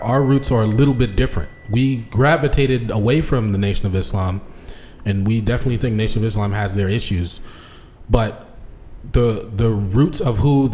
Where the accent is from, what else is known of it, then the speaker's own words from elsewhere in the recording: United States; I'm born in America